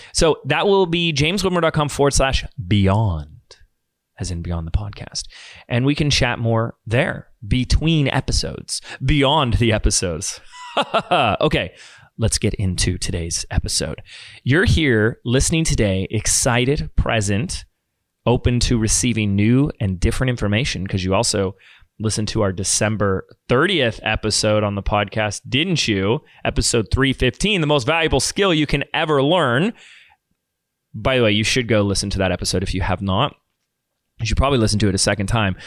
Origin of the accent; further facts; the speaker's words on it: Laguna Beach, California, United States; also born or lived in Sedona; here in my hometown of Laguna Beach